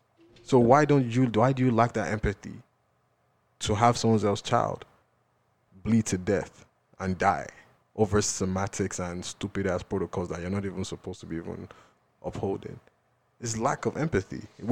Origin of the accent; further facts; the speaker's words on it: Nigeria; So, you know, as a Nigerian, and he was shot by somebody.